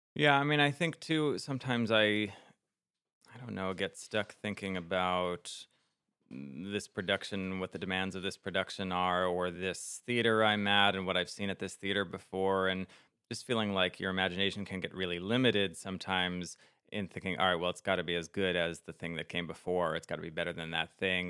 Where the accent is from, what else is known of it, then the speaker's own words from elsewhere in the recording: New Jersey, United States; growing up in New Jersey in the late '90s, early 2000s